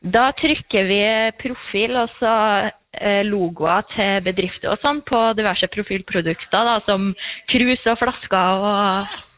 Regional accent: Fosen Peninsula, Trøndelag, Norway; now in Ås, Norway; jeg er fra Fosenhalvøya, rett over Trondheimsfjorden for Trondheim.

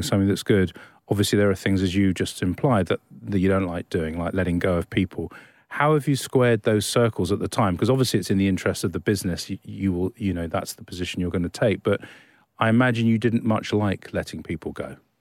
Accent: Australia; we're so Australian here

